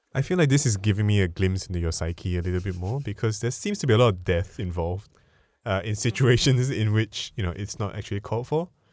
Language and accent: English; Singapore; I'm Singaporean